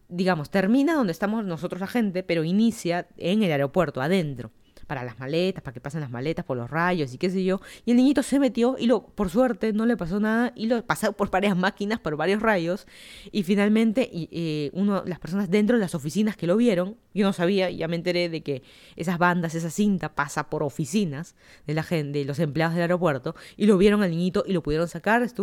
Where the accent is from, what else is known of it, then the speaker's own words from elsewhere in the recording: Mexico; Ellos ni saben que los países y ellos nosotros somos mexicanos.